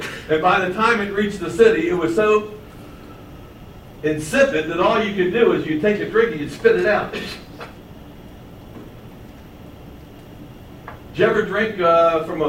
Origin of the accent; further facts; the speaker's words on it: Baltimore, Maryland, United States; I grew up in Baltimore, about 2 miles from my house, there was a road, and it was called Cold Spring Lane.